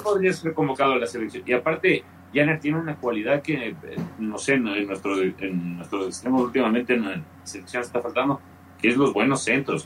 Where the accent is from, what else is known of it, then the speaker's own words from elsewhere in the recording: Ecuador; Mi papá es chileno, yo tengo sangre chilena, tengo, tendría la chance yo nací en Ecuador y mi mamá es ecuatoriana